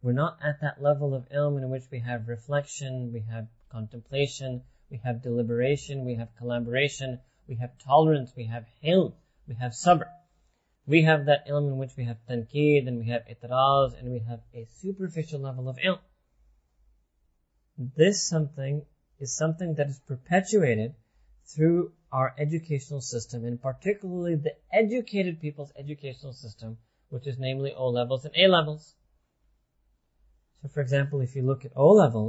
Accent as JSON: {"language": "English", "country": "United States", "tie": "born or raised there", "said": "when we were growing up in America"}